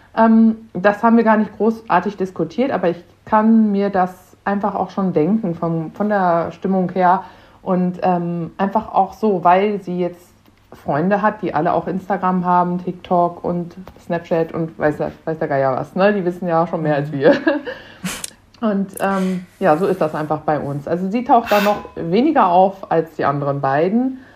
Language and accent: German; Münster, North Rhine-Westphalia, Germany; Wir kommen auch hier aus NRW, aus der Ecke, auch aus Münster